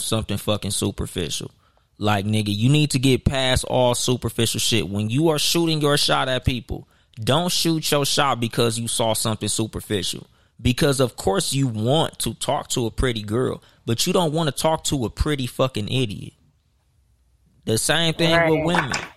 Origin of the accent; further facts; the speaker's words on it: Southern California, United States; I'm from Southern California.